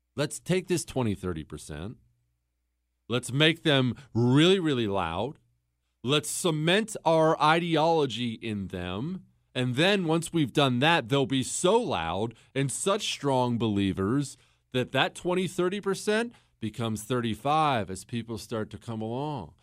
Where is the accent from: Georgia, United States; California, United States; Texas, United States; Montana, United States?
Montana, United States; also born or lived in Ohio; when we moved from Ohio to Montana when I was ten years old.